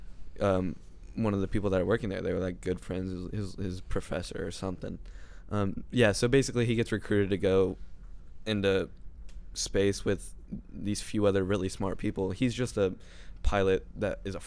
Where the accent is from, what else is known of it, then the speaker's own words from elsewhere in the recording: Hendricks, Indiana, United States; I was born in Hendrix.